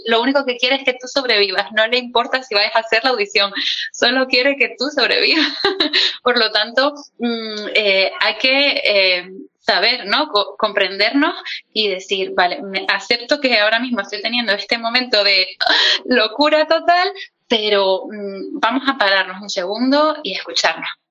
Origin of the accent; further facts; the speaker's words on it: Canary Islands, Spain; como soy canaria, pues yo lo seseo todo